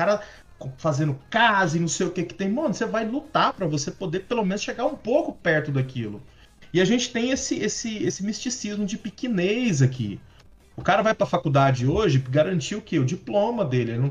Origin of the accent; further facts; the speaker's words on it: Uberlândia, Minas Gerais, Brazil; Eu vim de Uberlândia, né?